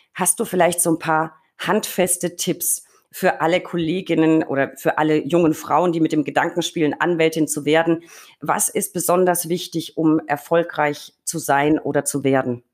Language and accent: German; Franconia, Bavaria, Germany; bei uns in Franken